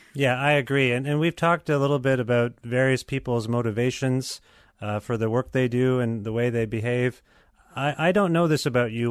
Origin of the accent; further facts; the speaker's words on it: Guelph, Ontario, Canada; my hometown of Guelph.